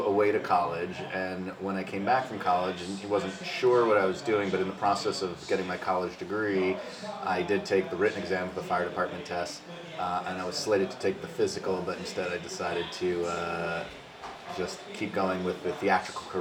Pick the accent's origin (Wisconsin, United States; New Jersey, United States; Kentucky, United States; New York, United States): New York, United States; New York City; I grew up in the South End towards Coney Island. It's technically called Sheepshead Bay, Garrettson Beach area